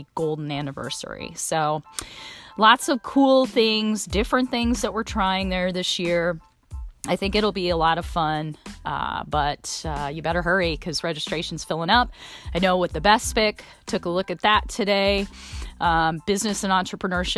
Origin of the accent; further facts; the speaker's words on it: South Bend, Indiana, United States; now in Indianapolis, United States; South Bend, my hometown.